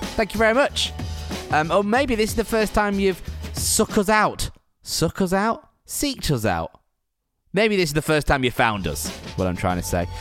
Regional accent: Preston, North West England, United Kingdom; I'm from Preston, right? So I'm from up north

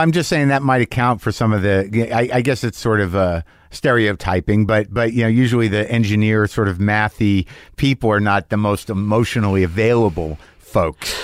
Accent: Albuquerque, New Mexico, United States; I grew up in Albuquerque.

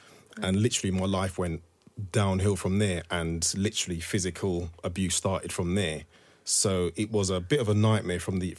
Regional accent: Thornton Heath, London, United Kingdom; also born or lived in Walthamstow, United Kingdom; So I grew up in Thornton Heath in Surrey and we literally moved to Walthamstow. So it was new family, new school, this stranger who I didn't know.

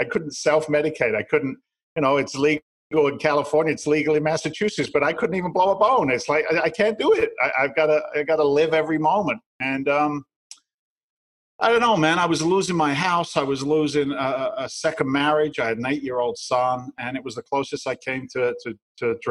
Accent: England, United Kingdom; moved away as an adult; now in United States; I'm from England originally. I'm an immigrant to the United States

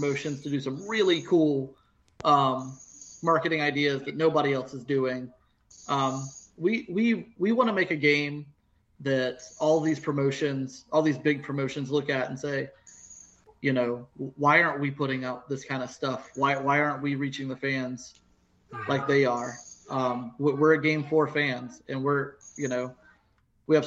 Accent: South Carolina, United States; I'm a dude from South Carolina

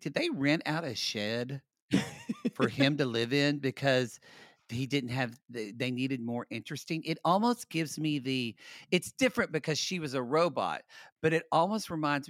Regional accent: Los Angeles, California, United States; we are from Los Angeles. We've lived here for 20 years, 19 for you.

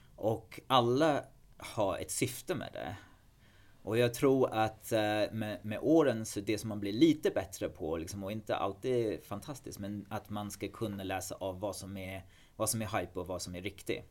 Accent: England, United Kingdom; Swedish is a second language; moved away as an adult; now in Sweden; i England, i alla fall där jag kommer ifrån

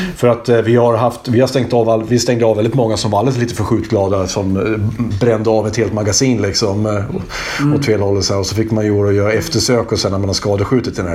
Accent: Hälsingland, Gävleborg County, Sweden; moved away; precis som jag, från Hälsingland

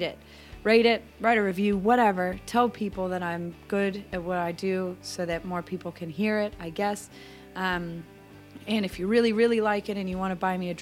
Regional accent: United States; now in Australia; I'm American

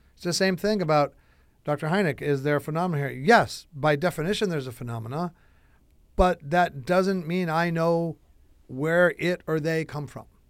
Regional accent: Chicago, Illinois, United States; I'm from Chicago, Illinois, one state over from Missouri

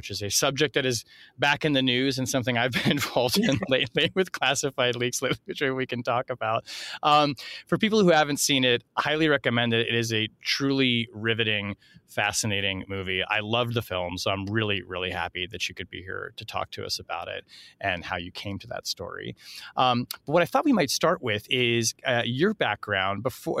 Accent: Portland, Maine, United States; moved away; So Portland is my hometown

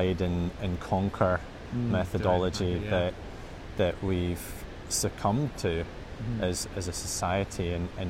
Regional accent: Edinburgh, Scotland, United Kingdom; in my early 20s when I was growing up in Edinburgh

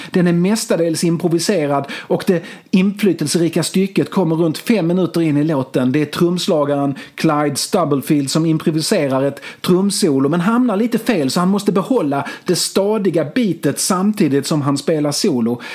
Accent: Malmö, Skåne, Sweden; Jag växte upp på Limhamn i Malmö, vid havet, vid stranden

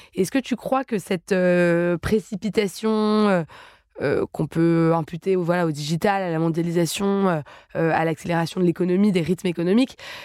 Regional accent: Paris, Île-de-France, France; je suis parisienne de naissance

